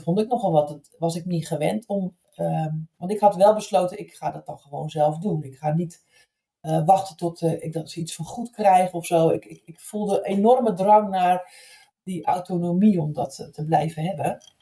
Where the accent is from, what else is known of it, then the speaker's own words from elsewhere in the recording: Zeeland, Netherlands; ik als 16, 17-jarig meisje in Zeeland, waar ik opgegroeid ben